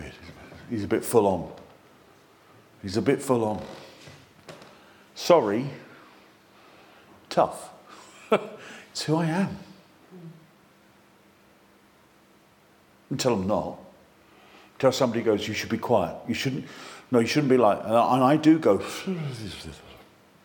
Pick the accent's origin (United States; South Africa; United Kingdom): United Kingdom; England; we're flipping English